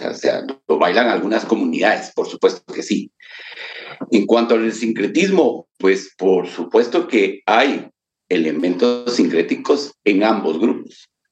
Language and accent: Spanish; Guatemala; nos sentimos guatemaltecos